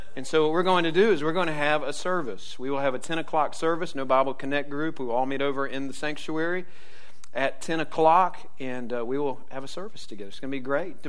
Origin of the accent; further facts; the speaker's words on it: Jacksonville, Florida, United States; I grew up in Jacksonville